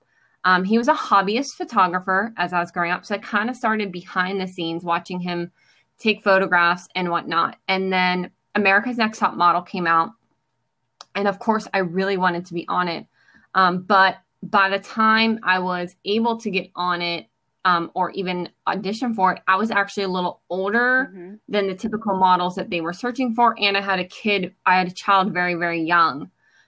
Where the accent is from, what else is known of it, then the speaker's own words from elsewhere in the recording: Pittsburgh, Pennsylvania, United States; I am born and raised in Pittsburgh, Pennsylvania.